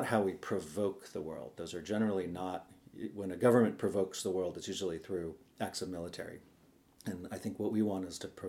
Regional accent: Sausalito, California, United States; I grew up on the Sausalito waterfront in a junkyard that we moved into when I was 7

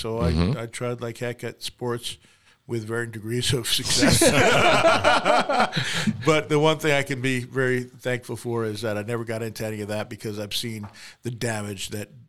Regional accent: New York, United States; moved away; when I was growing up in New York

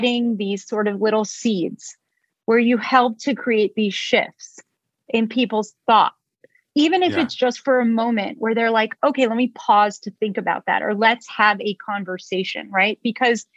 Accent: Israel; moved away; I was born in Israel. We're not known to be polite.

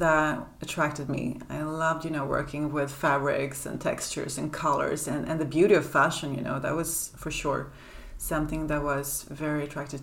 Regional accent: Sweden; now in Paris, France; I grew up in Sweden

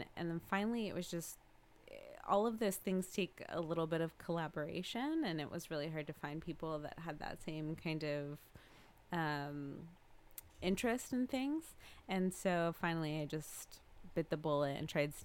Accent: Lodi, California, United States; I am from Lodi, California

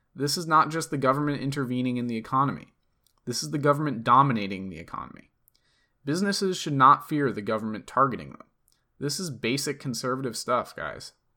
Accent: East Coast, United States; I'm from the East Coast

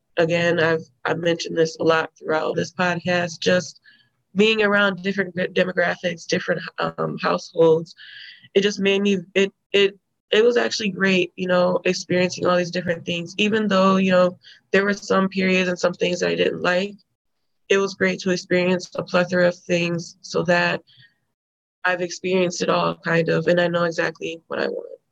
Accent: Rockford, Illinois, United States; I grew up in Rockford, Illinois, in a black neighborhood on the west, kind of northwest side

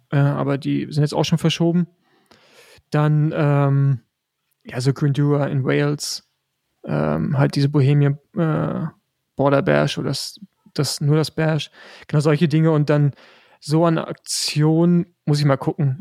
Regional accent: Rostock, Mecklenburg-Vorpommern, Germany; also born or lived in Girona, Spain; als äh, Rostocker

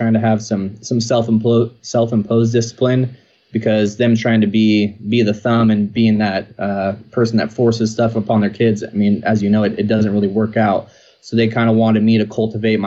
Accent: Rocklin, California, United States; also born or lived in Sacramento; I grew up in Rockland. So that's actually the name of the town. I now reside in Lincoln.

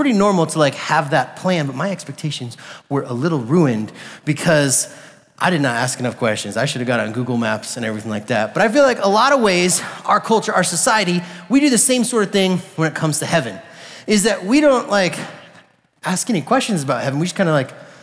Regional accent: Colorado, United States; I was like born and raised in Colorado

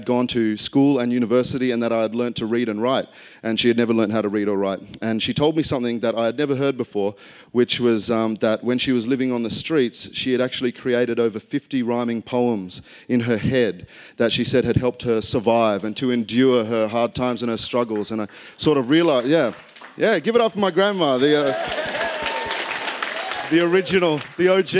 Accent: Queanbeyan, New South Wales, Australia; accent: Aussie; also born or lived in Canberra; I grew up in Queanbeyan, New South Wales, a small town in Australia, right next to the capital, Canberra

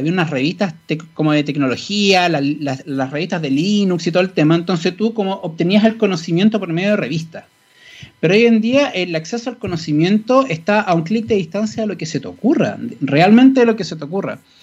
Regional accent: Santiago, Santiago Metropolitan, Chile; yo eh, crecí en el Paseo Más. Literalmente, yo me desarrollé desde chico.

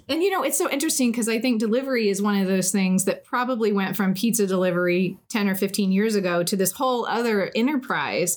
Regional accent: Indiana, United States; we're both from Indiana and went to Ball State

